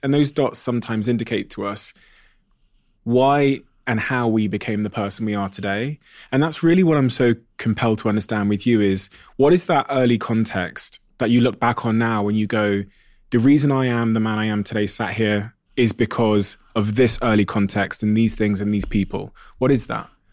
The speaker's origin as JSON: {"language": "English", "country": "Botswana", "tie": "born or raised there", "said": "I was born in Botswana."}